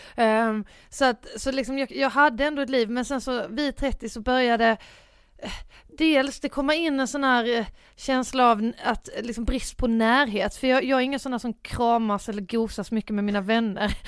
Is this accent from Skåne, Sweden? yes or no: yes; Båstad, Skåne, Sweden; moved away; jag var hemma på Bjärehalvön och ja. Båstad som jag kommer ifrån, som mm. är ju mm. en ganska liten